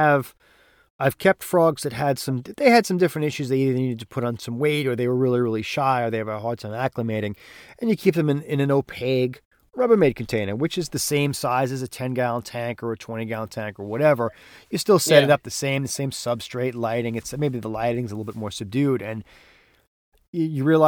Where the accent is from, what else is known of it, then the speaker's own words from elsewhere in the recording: New York, United States; I'm from New York. I'm from the big, probably one of, if not the biggest, you know, metropolitan areas in the country